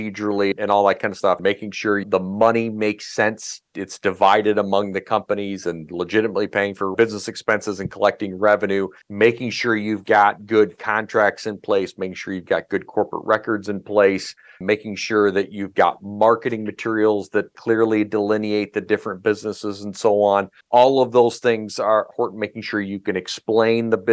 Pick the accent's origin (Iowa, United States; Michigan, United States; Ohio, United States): Iowa, United States; moved away as an adult; now in Minnesota, United States; I live in Minnesota, and I've almost lived in Minnesota longer than I lived in my home state of Iowa